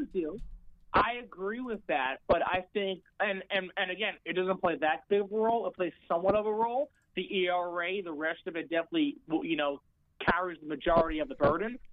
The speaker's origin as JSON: {"language": "English", "region": "New York", "country": "United States", "said": "I'm from New York"}